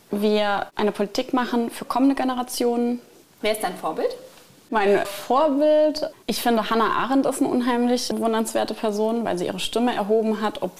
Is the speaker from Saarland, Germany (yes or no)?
yes; Wolfersheim, Saarland, Germany; Also für mich persönlich ist es am schönsten in meinem Heimatort Wolfersheim.